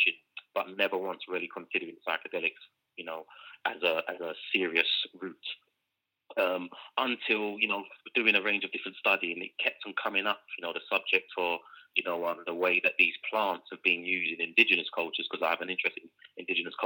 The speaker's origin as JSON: {"language": "English", "region": "London", "country": "United Kingdom", "tie": "born or raised there", "moved": "yes", "lives_now": "Amsterdam, Netherlands", "said": "being born and bred in London, raised in a concrete jungle"}